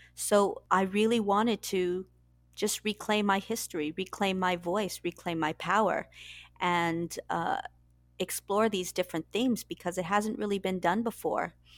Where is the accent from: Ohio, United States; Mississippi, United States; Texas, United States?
Texas, United States; San Antonio; moved away as an adult; now in London, United Kingdom; I'm originally from Texas, San Antonio